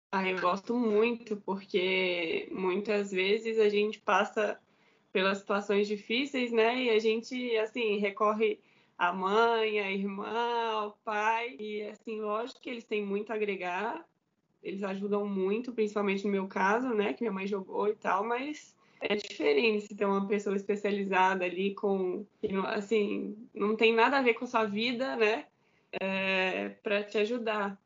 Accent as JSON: {"language": "Portuguese", "town": "Belo Horizonte", "region": "Minas Gerais", "country": "Brazil", "moved": "yes", "lives_now": "Barueri, Brazil", "said": "sou mineira de Belo Horizonte, Belo Horizonte. Comecei jogando no Minas Tênis Clube"}